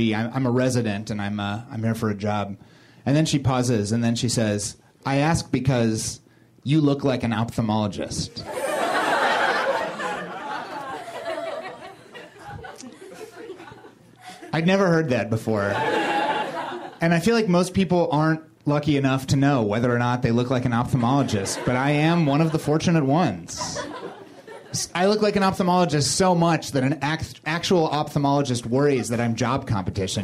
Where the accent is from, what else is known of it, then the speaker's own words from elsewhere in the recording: Springfield, Missouri, United States; I grew up in Springfield, Missouri, in the Ozark Mountains, which is the buckle of the Bible Belt